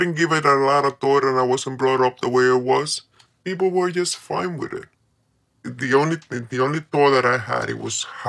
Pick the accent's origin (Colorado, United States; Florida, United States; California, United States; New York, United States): New York, United States; moved away as an adult; also born or lived in Colombia; I was raised in New York.